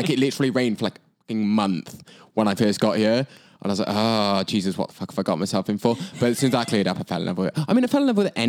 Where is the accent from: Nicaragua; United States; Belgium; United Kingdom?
United Kingdom; Wales; moved away as an adult; also born or lived in Auckland, New Zealand; now in Vancouver, Canada; I'm obviously Welsh, so went back home to Wales.